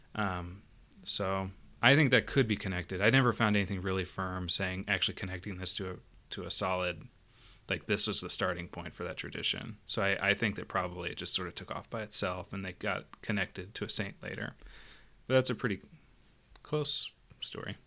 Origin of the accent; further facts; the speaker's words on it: United States; as American Catholics, I think that probably, one, since we're a little bit cut off from our immigrant roots